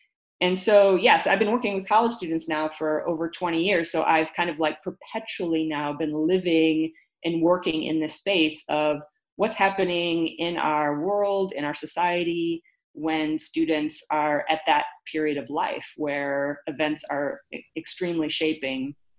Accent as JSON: {"language": "English", "town": "Detroit", "region": "Michigan", "country": "United States", "tie": "born or raised there", "also_born_or_lived": "El Paso", "said": "because I grew up in the Detroit area and in the border town of El Paso, Texas, right in the border of Juarez."}